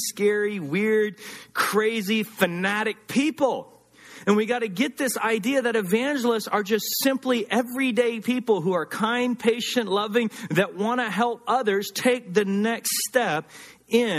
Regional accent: the South, United States; moved away; also born or lived in Los Angeles; growing up in the South

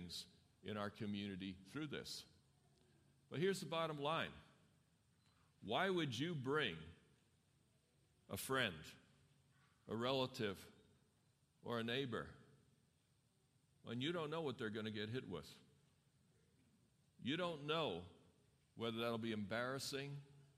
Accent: New York City, New York, United States; now in Loma Linda, United States; I grew up in New York City

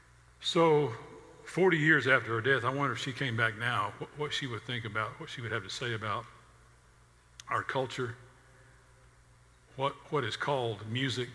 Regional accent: the South, United States

